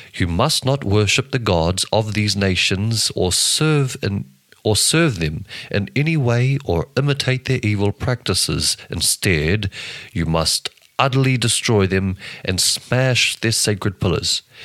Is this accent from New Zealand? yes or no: yes; New Zealand; I'm from New Zealand.